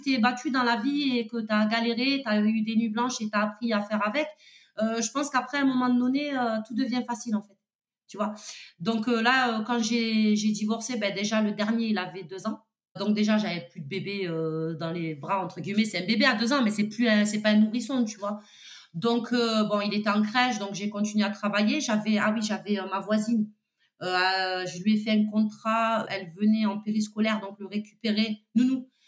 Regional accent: Toulouse, Occitania, France; je suis toulousaine

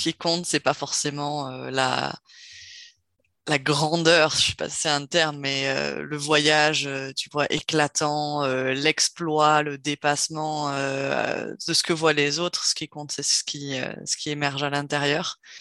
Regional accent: Cherbourg, Normandy, France; moved away; also born or lived in south-west France; j'ai grandi en Normandie, heu, au nord de la presqu'île du Cotentin, donc, heu, Cherbourg

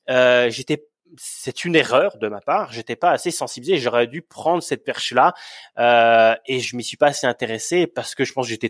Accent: Yukon, Canada; Euh, et en plus, je venais de bon, du Yukon et j'avais envie de retourner au Yukon.

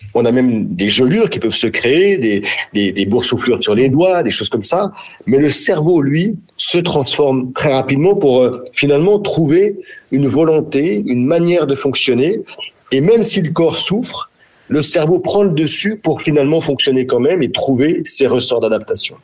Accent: France; chez nous, en France, en Europe

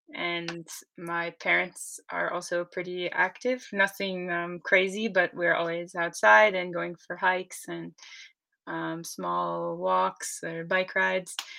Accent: Maine, United States; moved away as an adult; also born or lived in Maritime Alps, France; now in France; I'm from Maine in the US

